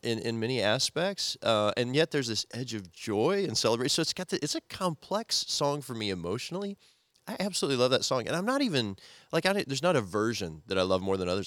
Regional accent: Missouri, United States; moved away; also born or lived in Nebraska; used to live in Missouri and Nebraska in the Midwest when I was growing up

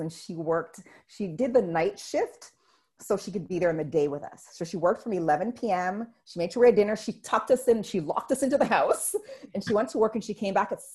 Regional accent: Canada; I'm Canadian

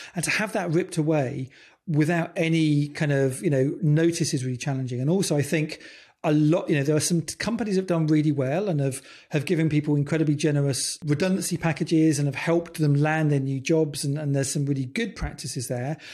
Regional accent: United Kingdom; I'm British

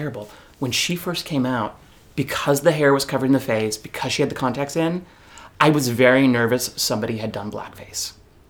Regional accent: California, United States; I'm from California.

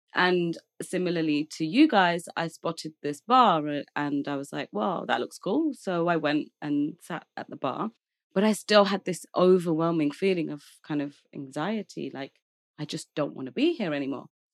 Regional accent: Leicester, East Midlands, United Kingdom; moved away as an adult; now in London, United Kingdom; I'm from London, as you said, but I grew up in a small town called Leicester

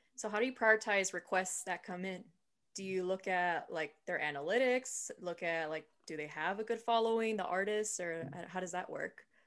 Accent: San Diego, California, United States; moved away; I'm from San Diego, and my whole family says that everything is still pretty much closed there

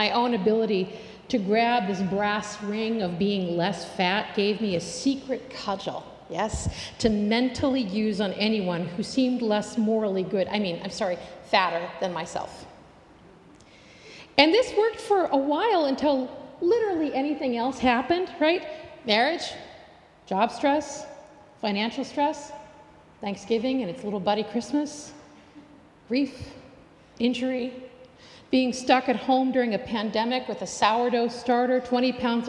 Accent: United States; As an American

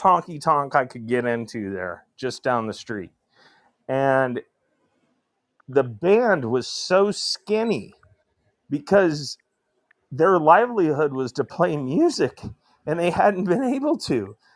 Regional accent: northern Indiana, United States; also born or lived in Fort Walton Beach, Florida; I'm in Fort Wayne, Indiana right now. This I'm from Mm. northern northern Indiana

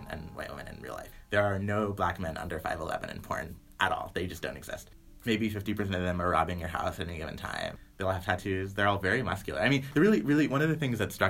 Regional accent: the South, United States; I'm from the South

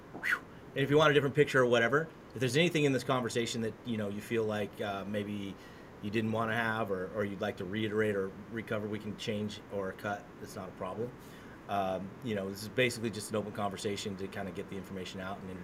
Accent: United States; I'm an American

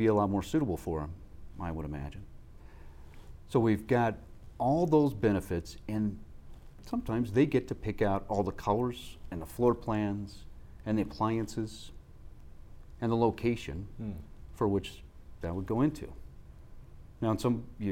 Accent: Midwest, United States; I grew up in the Midwest

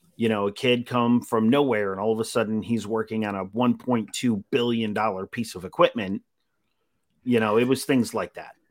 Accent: Utica, New York, United States; moved away; I'm originally from Utica

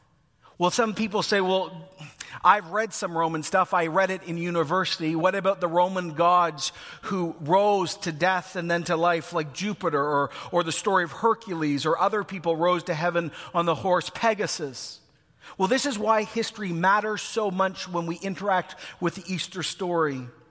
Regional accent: Ecuador; now in Oshawa, Canada; When I was born in the Schwa, I lived out here, but I actually moved to Ecuador. I grew up on a volcano. That was my childhood.

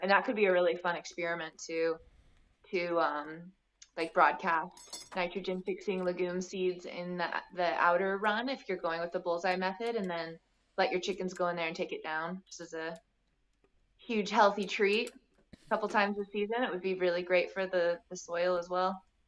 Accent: Bloomington, Indiana, United States; also born or lived in Santa Fe, New Mexico / Washington, D.C.; now in Nashville, United States; I grew up in the Midwest in Bloomington, Indiana

